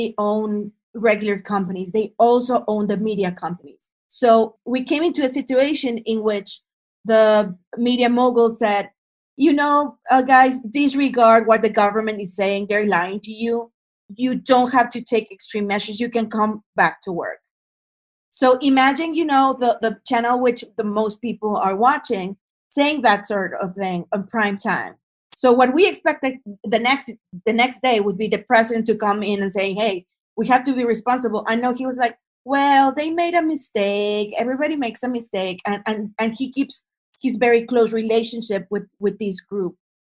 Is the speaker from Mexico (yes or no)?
yes; Monterrey, Nuevo León, Mexico; I'm from the north part of the country, I'm from Monterrey